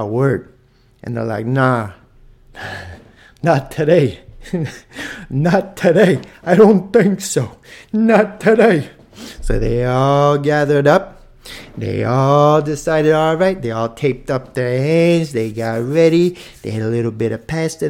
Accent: Toronto, Ontario, Canada; I'm from Toronto

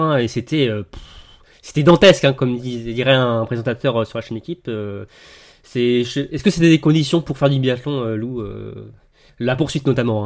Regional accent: Bourgogne-Franche-Comté, France; je suis de Franche-Comté

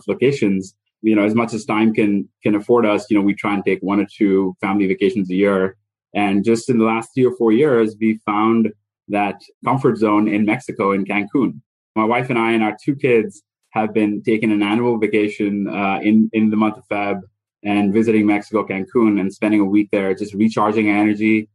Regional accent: India; moved away as an adult; now in McLean, United States; My wife and I both were born and raised in India and have most of our family still here.

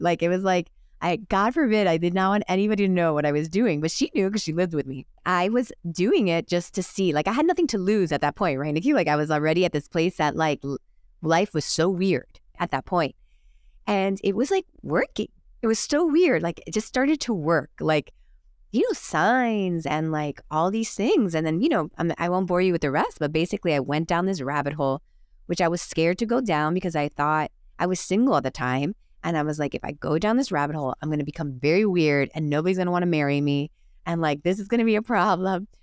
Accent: Miami, Florida, United States; moved away as an adult; also born or lived in Los Angeles; I grew up in Miami just like you, the Catholic Cuban parents.

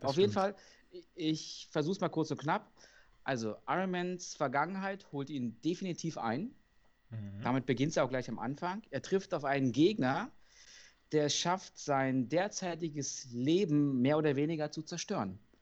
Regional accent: Berlin, Germany; als Berliner

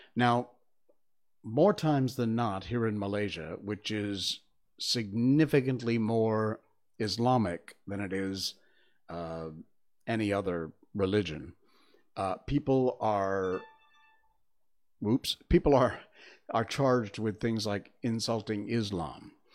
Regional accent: Cornwall, Connecticut, United States; moved away; I grew up in Cornwall, Connecticut, which is in the northwest corner of the state.

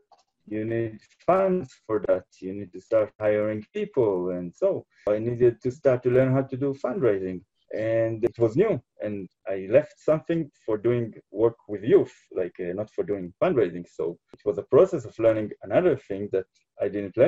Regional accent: Jerusalem, Jerusalem District, Israel; I come from Israel, from Jerusalem. It's very spiritual. It's very connected to Judaism, as to live in Jerusalem. You're part of the history all the time. You feel, and I was born here

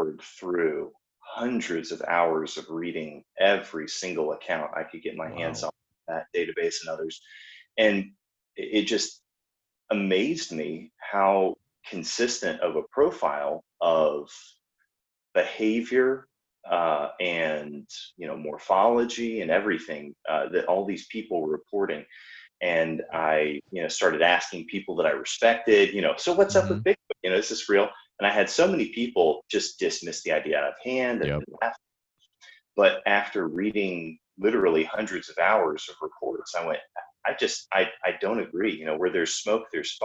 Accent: Georgia, United States; I'm from Georgia

